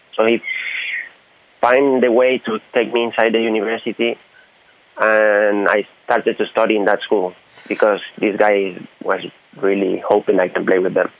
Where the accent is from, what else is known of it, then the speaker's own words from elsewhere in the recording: Honduras; moved away as an adult; now in Taiwan; I'm from Honduras, Central America.